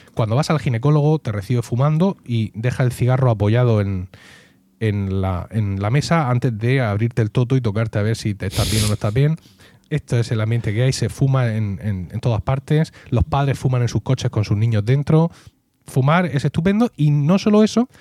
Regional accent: Region of Murcia, Spain; si soy murciano

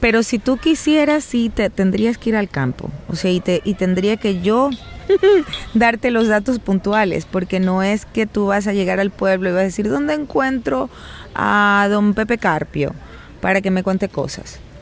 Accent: Guayaquil, Guayas, Ecuador; la ciudad de donde yo vengo, Guayaquil

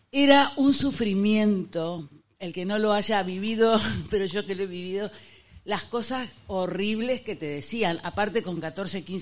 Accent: Argentina; moved away; yo soy argentina.

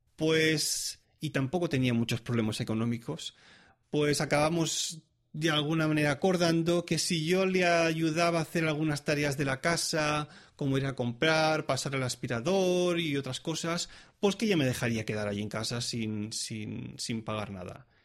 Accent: Spain; moved away as an adult; now in Switzerland; soy un músico español, estudiante

